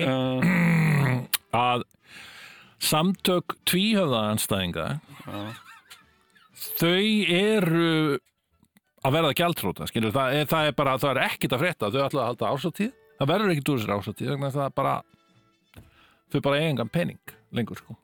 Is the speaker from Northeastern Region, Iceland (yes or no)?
no; Ísafjörður, Westfjords, Iceland; ég ólst upp á Ísafjörði